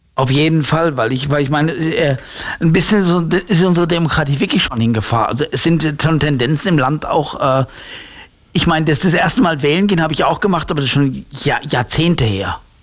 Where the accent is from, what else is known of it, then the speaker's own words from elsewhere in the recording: Heusenstamm, Hesse, Germany; Aus Holzenstamm